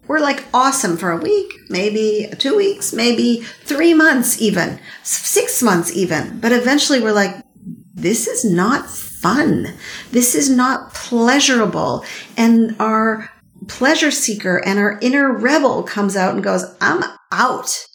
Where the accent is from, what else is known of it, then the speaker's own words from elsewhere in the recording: Montreal, Quebec, Canada; I grew up in Montreal